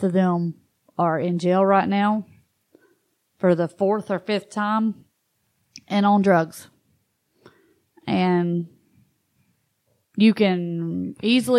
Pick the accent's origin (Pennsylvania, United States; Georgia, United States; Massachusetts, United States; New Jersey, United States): Georgia, United States; Gwinnett County / Barrow County; also born or lived in Columbus, Georgia / LaGrange, Georgia; I was born in Gwinnett, but it was actually in Barrow County.